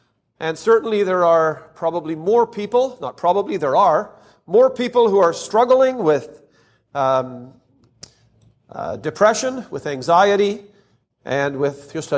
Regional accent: Canada; Now, I'm from Canada, but I don't think we're that much different than the U.S. in this respect.

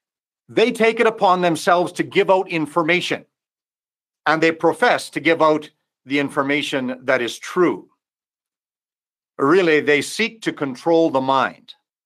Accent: Mexico; Obviously, I'm from Mexico, and I do not know most or hardly any that might be listening to the webinar this evening.

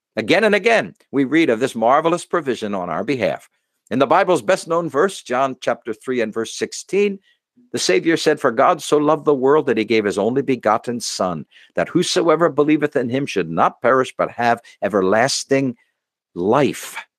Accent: United States; as an American

